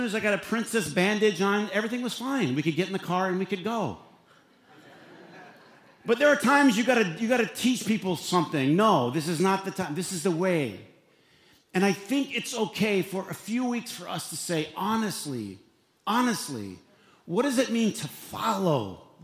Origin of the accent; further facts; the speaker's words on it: Flint, Michigan, United States; as a young boy growing up in Flint, Michigan